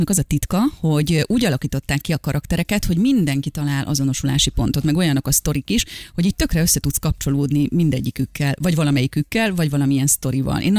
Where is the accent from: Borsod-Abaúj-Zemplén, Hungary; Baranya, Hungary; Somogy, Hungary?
Borsod-Abaúj-Zemplén, Hungary; Olaszliszka; én ugye vidéki kislány vagyok, olasz liszkáról származunk, és az én nagyszüleimnek voltak házi állataik